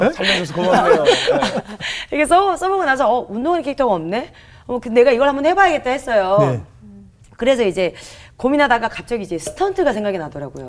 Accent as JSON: {"language": "Korean", "town": "Gunsan", "region": "North Jeolla", "country": "South Korea", "tie": "born or raised there", "moved": "yes", "lives_now": "Seoul, South Korea", "said": "제가 원래 군산 출신이거든요."}